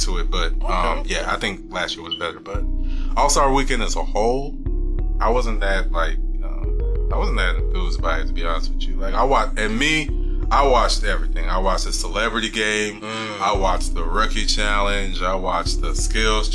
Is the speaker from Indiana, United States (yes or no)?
no; Houston, Texas, United States; we are from Houston